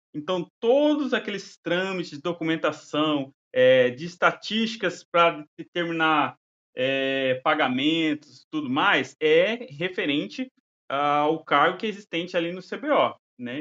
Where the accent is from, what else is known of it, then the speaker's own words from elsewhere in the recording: Mato Grosso, Brazil; brasileiro, Mato Grosso